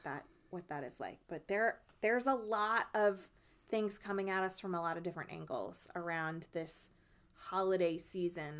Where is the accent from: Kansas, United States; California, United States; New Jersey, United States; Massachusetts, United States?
New Jersey, United States; my home state of New Jersey